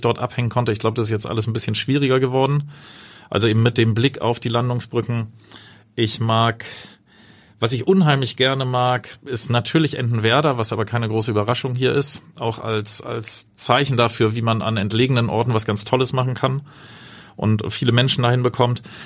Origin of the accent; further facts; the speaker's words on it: Hamburg, Germany; also born or lived in Cape Town, South Africa; Meine Heimat ist natürlich Hamburg, wird es auch immer bleiben.